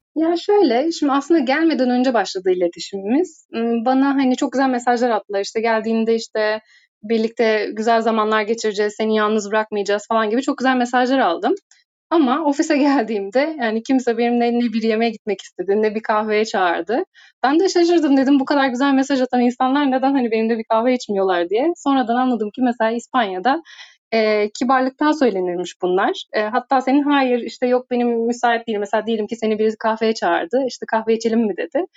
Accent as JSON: {"language": "Turkish", "country": "Turkey", "moved": "as an adult", "lives_now": "Madrid, Spain", "said": "Beş, beş Türk'üz şu anda ofiste."}